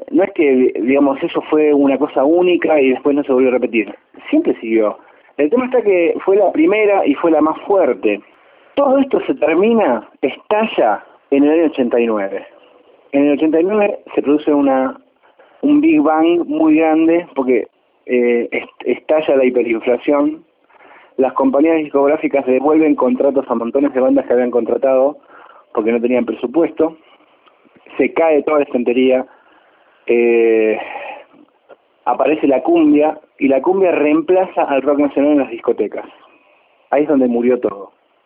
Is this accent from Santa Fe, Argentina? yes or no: yes; Rosario, Santa Fe, Argentina; moved away as an adult; now in Buenos Aires, Argentina; soy guitarrista, rosarino, viviendo en Buenos Aires desde hace más de 20 años.